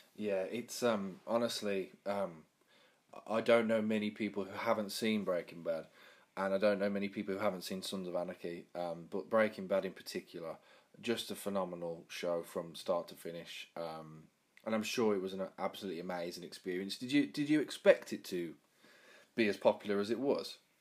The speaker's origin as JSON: {"language": "English", "town": "Birmingham", "region": "West Midlands", "country": "United Kingdom", "said": "the area where I'm from, Birmingham, was voted the worst accent in the UK"}